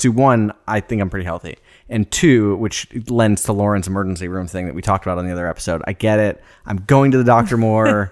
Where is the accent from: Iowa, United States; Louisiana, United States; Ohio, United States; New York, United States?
Iowa, United States; Des Moines; landed in Des Moines. All of us grew up there